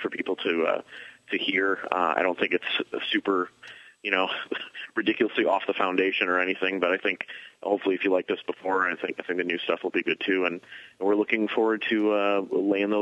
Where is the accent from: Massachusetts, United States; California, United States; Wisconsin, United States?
Wisconsin, United States; Milwaukee; now in Chicago, United States; I grew up in Milwaukee.